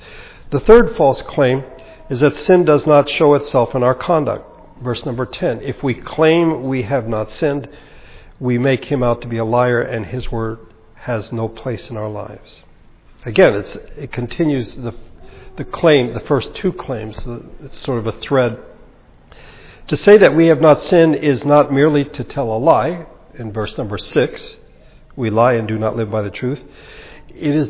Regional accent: United States; We're very American, very individualistic

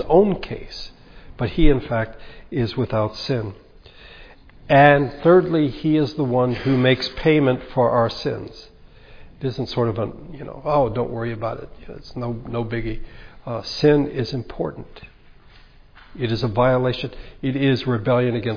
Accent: United States; We're very American, very individualistic

